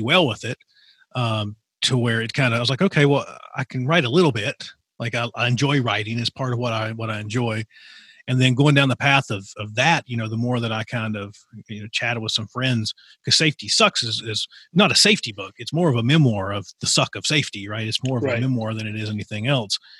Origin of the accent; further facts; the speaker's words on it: Appalachia, United States; my experience growing up in Appalachian